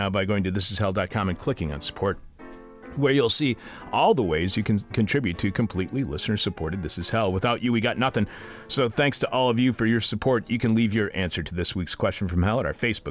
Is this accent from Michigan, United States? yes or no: yes; Detroit, Michigan, United States; my hometown of Detroit